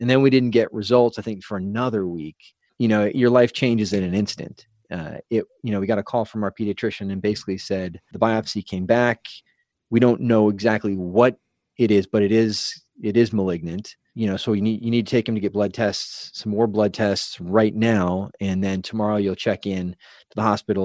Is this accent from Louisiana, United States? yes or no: no; San Diego, California, United States; we're from San Diego area